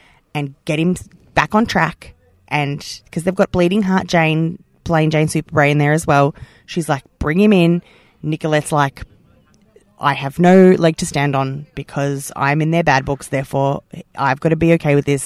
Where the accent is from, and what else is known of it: Australia